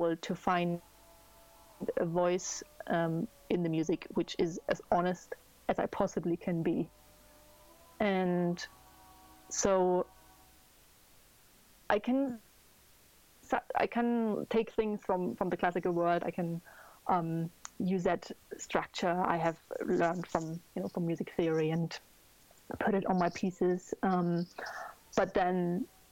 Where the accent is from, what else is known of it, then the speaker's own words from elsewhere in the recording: Germany; I'm from Germany